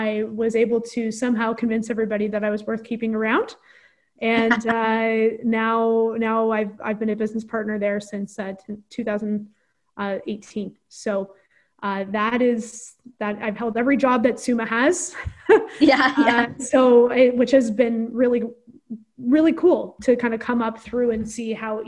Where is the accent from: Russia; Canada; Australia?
Canada; Omemee, Ontario; I'm from Omimi. I'm from the Corth Lakes.